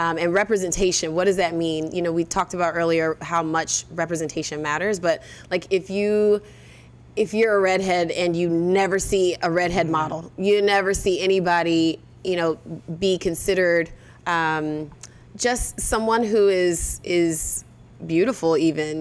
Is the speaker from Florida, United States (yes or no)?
yes; Orlando, Florida, United States; I'm from Orlando